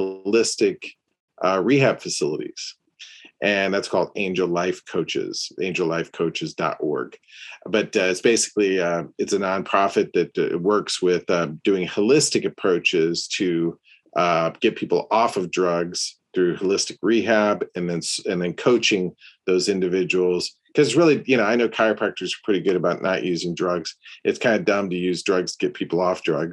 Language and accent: English; Peoria, Illinois, United States; moved away; also born or lived in St. Louis, Missouri; St. Louis and the Midwest originally, Illinois, Peoria, Illinois, and then St. Louis